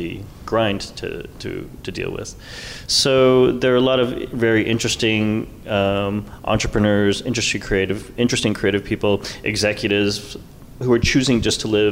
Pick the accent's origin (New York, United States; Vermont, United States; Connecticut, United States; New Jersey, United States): New York, United States; now in Los Angeles, United States; I'm from New York and I live in Los Angeles